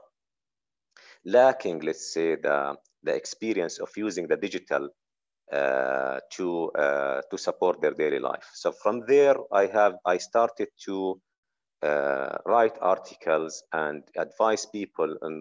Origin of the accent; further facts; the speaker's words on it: Jordan; I'm originally from Jordan